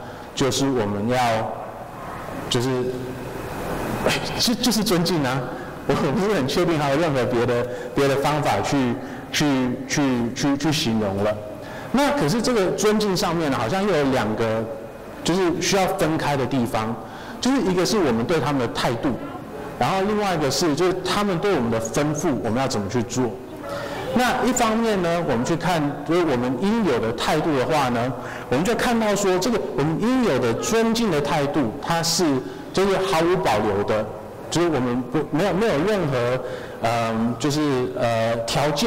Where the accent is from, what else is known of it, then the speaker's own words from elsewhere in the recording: Taiwan; 要是哪一天我觉得哦，我我要要有哪一天我可以去奥林匹克比赛或什么的，我就是台湾人这样子。